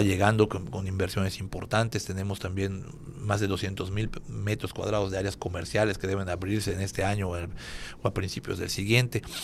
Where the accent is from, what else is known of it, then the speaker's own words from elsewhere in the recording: Mérida, Yucatán, Mexico; nosotros como ciudadanos eh, de Mérida